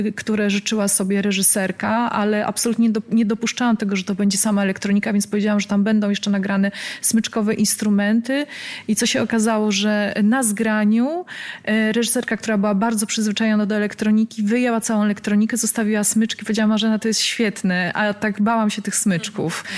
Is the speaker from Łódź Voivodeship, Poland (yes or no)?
yes; Łódź, Łódź Voivodeship, Poland; moved away as an adult; now in Warsaw, Poland; ja pochodzę z Łodzi, mieszkam obecnie w Warszawie